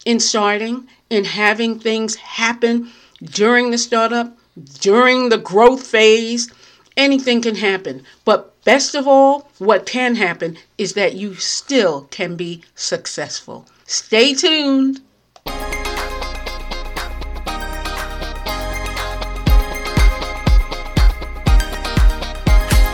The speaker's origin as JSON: {"language": "English", "region": "New York", "country": "United States", "moved": "yes", "lives_now": "New Jersey, United States", "said": "I'm in New Jersey, very close to New York. I am a New Yorker, but I'm very close to New York"}